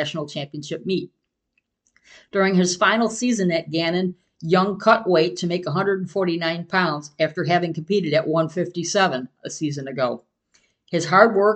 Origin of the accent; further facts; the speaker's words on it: Medina, New York, United States; This happens to be my hometown